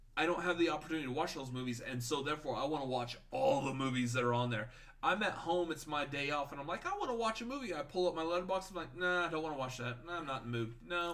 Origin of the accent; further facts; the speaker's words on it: Texas, United States; we're from Texas